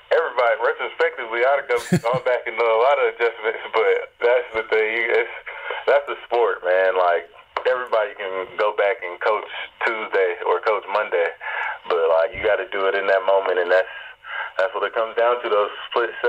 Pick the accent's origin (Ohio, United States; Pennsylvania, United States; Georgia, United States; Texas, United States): Georgia, United States; Atlanta; in Atlanta. So it was like my hometown.